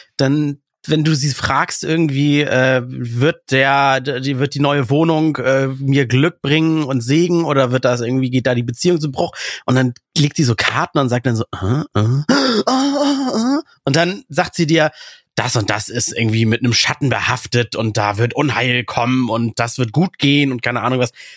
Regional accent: Russia; moved away; Ich komme aus Russland

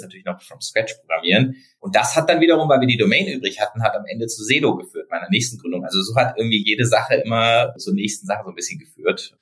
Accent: Freiburg, Baden-Württemberg, Germany; ich komme aus Freiburg

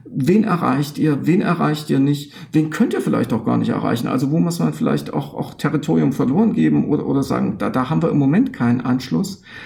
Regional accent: eastern Germany, Germany; im Osten, wo ich herkomme

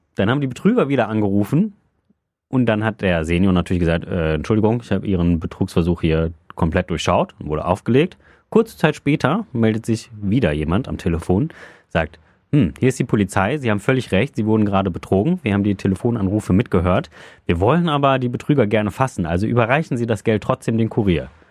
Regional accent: Solingen, North Rhine-Westphalia, Germany; moved away as an adult; also in Solingen komme ich ja äh, gebürtig her

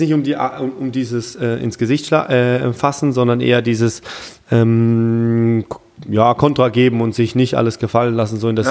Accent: Germany; bei uns in Deutschland

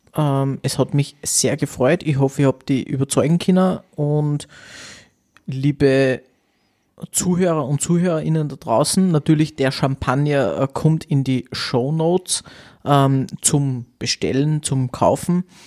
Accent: Austria; bei uns in Österreich

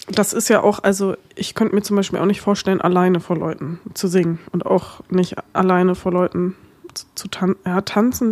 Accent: Germany; accent: German; meinen deutschen Akzent

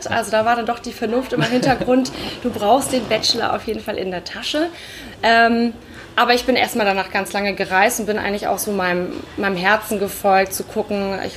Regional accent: Hamburg, Germany; ich bin komme ursprünglich aus Hamburg.

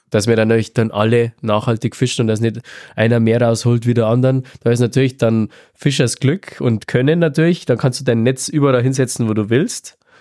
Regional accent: Southern Bavaria, Germany; Bei uns in Südbayern

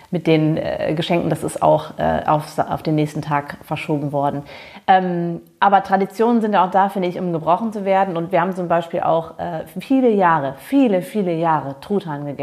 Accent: Germany; ich bin ja auch in Deutschland groß geworden

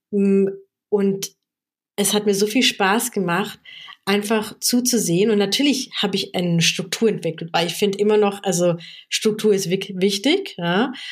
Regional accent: South Africa; now in Germany; Ich komme ja aus Südafrika und meine Familie war politisch sehr stark engagiert gegen das Apartheid-System damals.

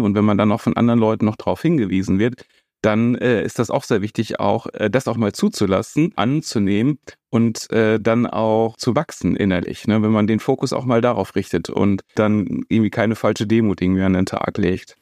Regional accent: Paderborn, North Rhine-Westphalia, Germany; bin dann äh, in meiner Heimat in Paderborn äh, ins Priesterseminar dann eingetreten

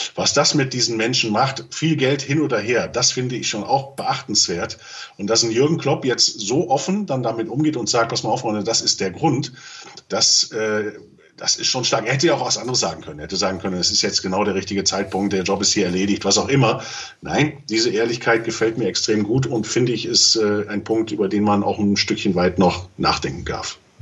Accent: Germany; wir dürfen auch eins als Deutsche nicht vergessen

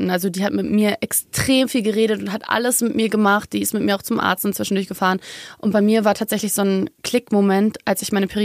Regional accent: Munich, Bavaria, Germany; born there; Ich mhm. bin auch eigentlich Münchnerin, by the way. Echt? Ich bin hier geboren, ja.

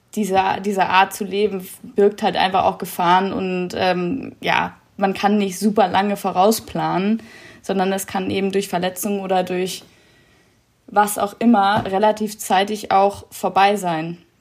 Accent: Kiel, Schleswig-Holstein, Germany; moved away; in Kiel, da wo ich herkomme

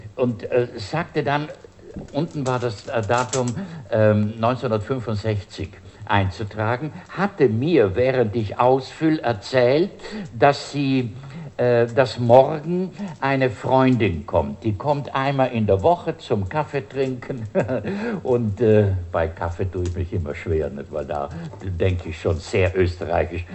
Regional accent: Bruneck, Trentino-Alto Adige, Italy; also born or lived in Siegburg / Rhineland; now in Germany; mit denen bin ich aufgewachsen und äh, habe das natürlich für ein Brunneke-Phänomen gehalten. Gell? So meine Heimat, gut, da ist das halt so.

